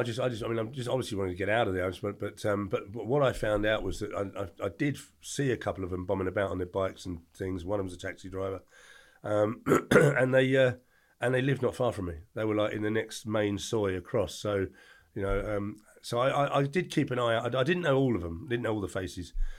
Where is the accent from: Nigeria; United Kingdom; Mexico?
United Kingdom; England; born or raised there